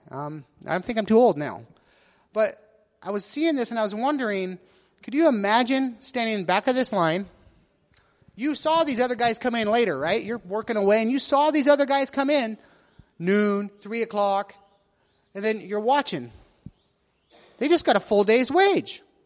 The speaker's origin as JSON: {"language": "English", "country": "United States", "said": "being an American"}